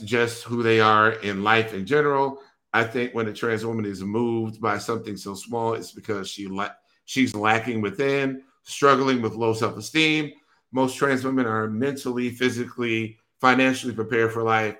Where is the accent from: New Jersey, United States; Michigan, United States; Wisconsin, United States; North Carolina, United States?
Wisconsin, United States; I'm from Wisconsin